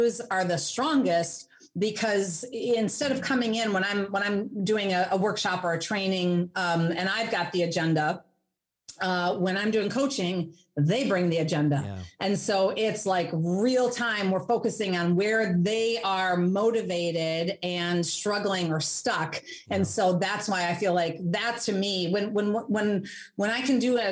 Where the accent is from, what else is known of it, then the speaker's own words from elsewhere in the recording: Hastings, Minnesota, United States; moved away as an adult; also born or lived in Germany / Wisconsin; now in Madison, United States; I grew up in the Twin Cities, so in Hastings in Minnesota.